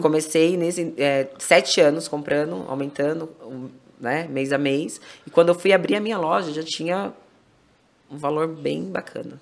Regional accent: Itupeva, São Paulo, Brazil; sou de Tupéva e eu vou mais pra Louveira porque eu tenho as duas lojas lá

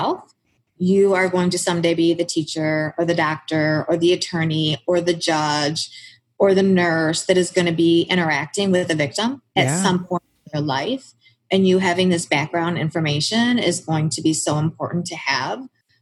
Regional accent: Lapeer, Michigan, United States; I grew up in Lapeer, Michigan, which is a very rural country town, dirt roads, farms.

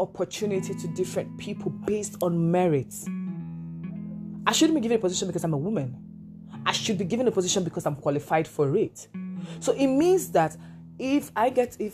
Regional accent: Nigeria; I'm a black woman. I'm from Nigeria.

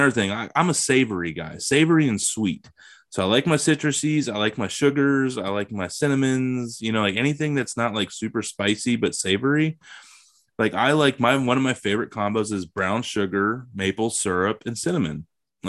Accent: Ohio, United States; I'm from Ohio

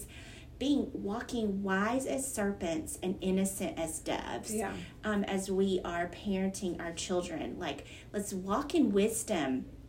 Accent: Alabama, United States; I'm an Alabama girl and I grew up on Southern gospel.

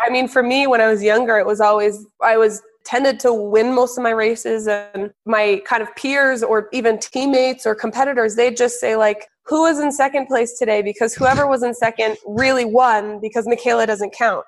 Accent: New Hampshire, United States; also born or lived in Colorado; I was born in Colorado. And then when I was seven, seven and a half, we all moved to New Hampshire.

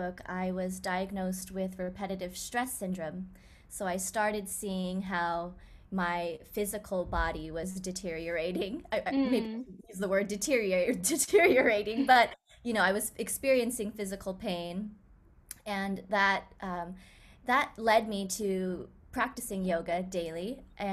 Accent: Silicon Valley, California, United States; I grew up in Silicon Valley

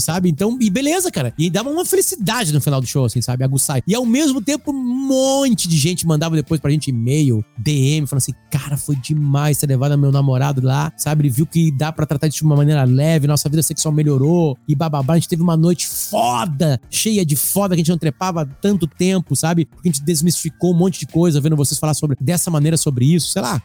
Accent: Alegrete, Rio Grande do Sul, Brazil; also born or lived in Bahia; eu Alegrete tive outros apelidos, né? Que foi a cidade que eu me criei

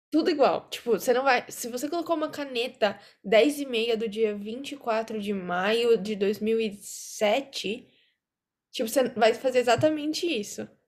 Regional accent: São Paulo, Brazil; also born or lived in Campinas; eu nasci em São Paulo, só que eu morei uma época em Campinas

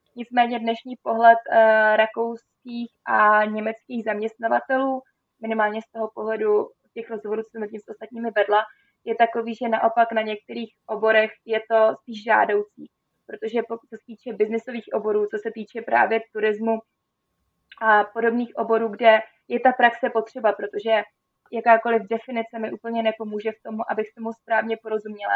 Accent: Czechia; moved away as an adult; also born or lived in Austria; já jsem vlastně Češka

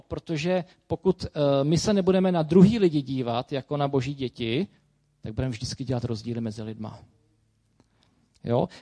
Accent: Czechia; Jsem prostě Čech

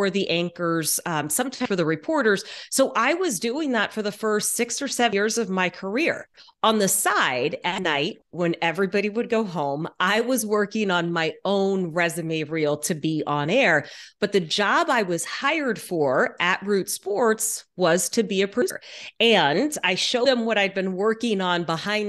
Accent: Texas, United States; moved away as an adult; also born or lived in Louisiana; now in Seattle, United States; I was born in Louisiana, grew up mostly in Texas. My family is still in Houston, but I have lived in Seattle for more than 22 years now

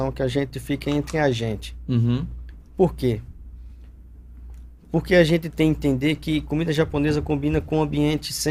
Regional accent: Northeast Region, Brazil; eu sou da região do Nordeste, nós somos muito. Vamos, vamos, vamos falar assim. A gente gosta muito de receber visitas lá no Nordeste.

